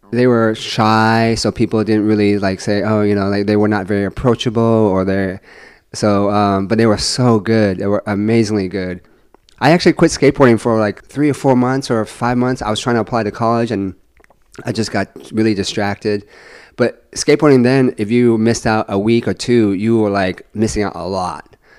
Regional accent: San Francisco, California, United States; also born or lived in Vietnam; SF is it's my I consider it to be my hometown.

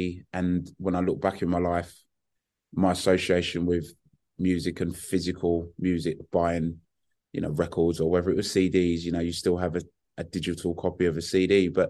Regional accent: Hackney, London, United Kingdom; And you know, growing up in Hackney in the 70s and 80s, my taste goes from

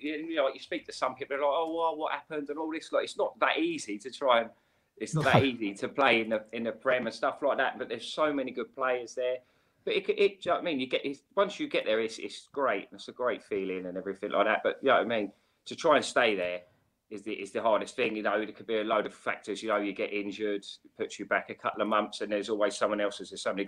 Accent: Slough, South East England, United Kingdom; I didn't live in Diggs because I'm from Slough. So me and Adam, we're from the same area. I've known Adam since we were about 10 years of age

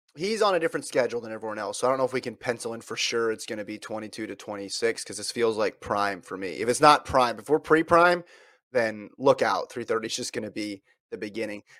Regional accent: Woodland, California, United States; I was born in Woodland

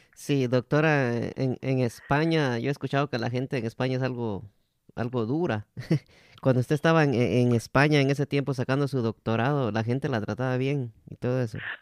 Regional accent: Guatemala; mi país, Guatemala

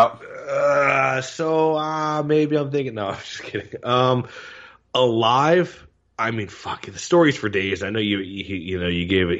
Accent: Tampa, Florida, United States; when I was growing up in Tampa

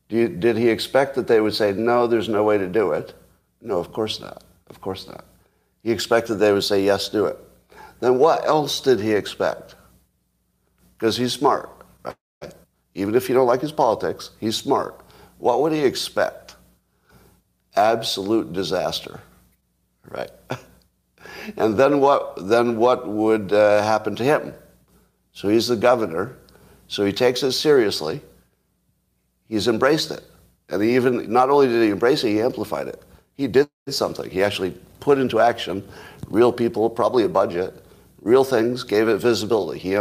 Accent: New York, United States; now in California, United States; I was raised in New York State, which was never a slave state

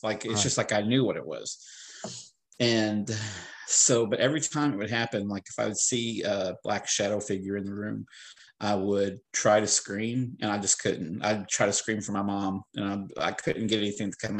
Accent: the Ozarks, United States; moved away; I was born in the Ozarks, lived in the Ozarks for a while.

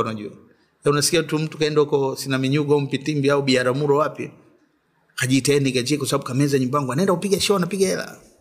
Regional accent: Dar es Salaam, Tanzania; also born or lived in Tabora; mi nimezaliwa Dar

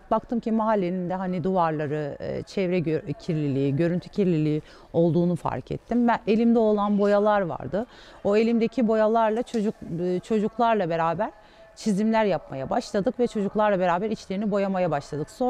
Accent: Batman Province, Turkey; 1981 doğumlu, Batmanlıyım.

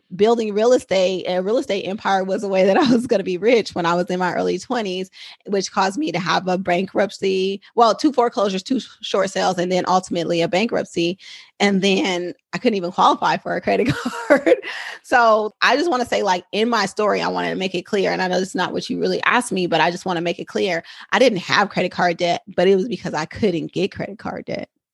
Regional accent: Oakland, California, United States; I am a San Francisco Bay Area native. I'm a Oakland girl, true and true

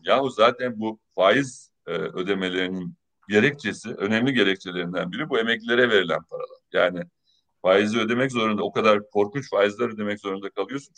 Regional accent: Çanakkale, Turkey; moved away; Çanakkale'de yaşayan, ben Çanakkale'liyim

